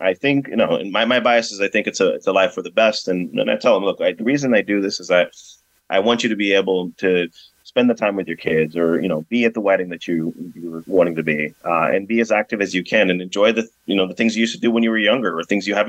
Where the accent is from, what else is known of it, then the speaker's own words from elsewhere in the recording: Brazil; moved away; So I actually recently just came back from my home country. I'm from Brazil.